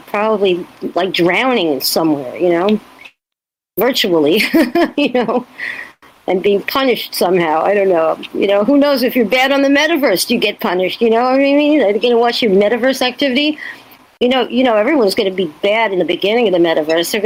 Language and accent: English; New York, United States; by being a New Yorker